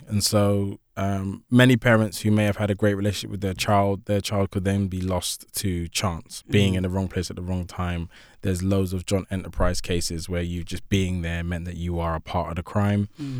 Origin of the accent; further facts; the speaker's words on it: Shoreditch, London, United Kingdom; also born or lived in Hackney; Yeah, so I was born in Hackney, 1984, raised in Shoreditch. It's a very different Shoreditch to the Shoreditch that we now know and love.